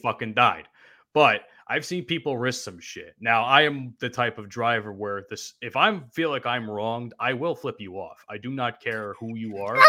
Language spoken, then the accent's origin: English; New Jersey, United States; I'm from New Jersey